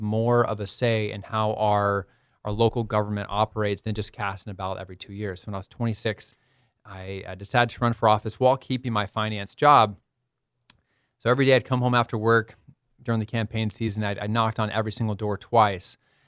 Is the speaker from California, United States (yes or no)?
yes; San Diego, California, United States; So I was born and raised in the San Diego area.